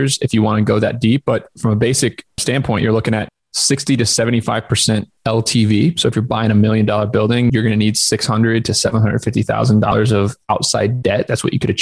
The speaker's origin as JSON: {"language": "English", "region": "Southern Indiana", "country": "United States", "tie": "born or raised there", "also_born_or_lived": "Ithaca, New York", "moved": "as an adult", "said": "I was born in Southern Indiana, ran track and field in high school"}